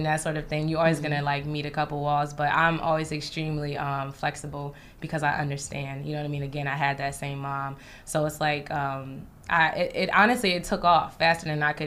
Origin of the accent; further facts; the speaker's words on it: East Orange, New Jersey, United States; moved away as an adult; now in New York, United States; I grew up in East Orange, New Jersey